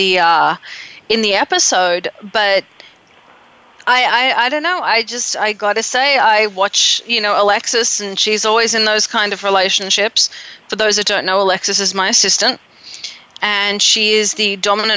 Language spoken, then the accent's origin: English; Tasmania, Australia; I'm from Tasmania.